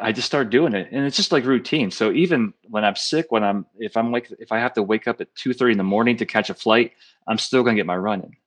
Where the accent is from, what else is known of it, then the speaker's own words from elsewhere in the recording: Pennsylvania, United States; when I grew up in Pennsylvania, I mean, I grew up in, like, the sticks up in the country, north country